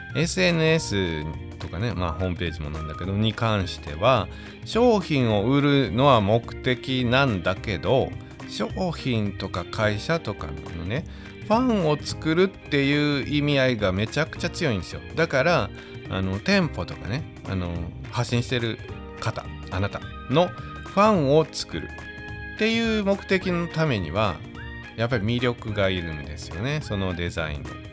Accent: Wakayama, Japan; 僕も和歌山

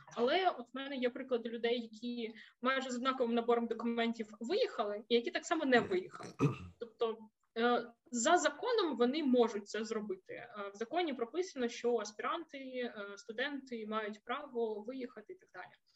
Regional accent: Zaporizhzhia, Zaporizhzhia Oblast, Ukraine; moved away as an adult; also born or lived in Kharkiv, Ukraine; now in Horní Bludovice, Czech Republic; Я принципі ж родом із Запоріжжя

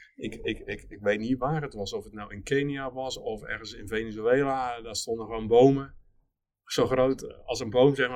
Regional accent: Alblasserdam, South Holland, Netherlands; Ik kom uit Alblasserdam van, van oorsprong, dus we zaten net aan de andere kant van de Noord

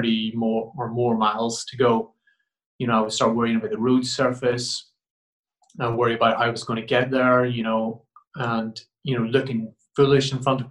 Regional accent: Ireland; being an Irish boy

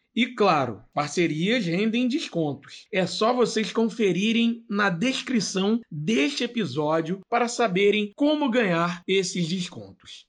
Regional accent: Rio de Janeiro, Brazil; nós somos um, um podcast da Zona Oeste do Rio, de educadores da Zona Oeste, mais precisamente de Campo Grande

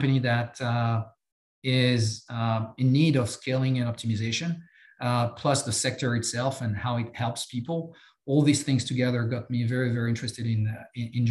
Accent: France; accent: French; English is a second language; moved away as an adult; I have some accent. I'm French. I grew up in France

